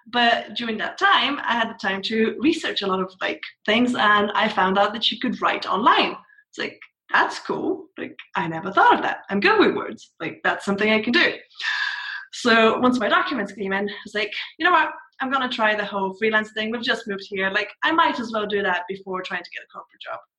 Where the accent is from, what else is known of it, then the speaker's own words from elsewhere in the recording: Scotland, United Kingdom; accent: mixture of Scottish and TV accents; also born or lived in Bulgaria; Bulgarian by birth, but I've moved around a lot, and I mostly grew up in Scotland, so my accent is like this really weird mixture, like Scottish and like random things I pick up from TV.